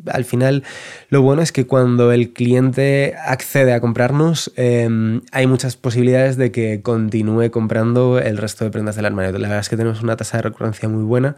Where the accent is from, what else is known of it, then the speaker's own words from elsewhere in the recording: Madrid, Community of Madrid, Spain; also born or lived in Valencia; now in El Escorial, Spain; yo soy de Madrid, pero he vivido ya, yo creo, 8 o 9 años en Valencia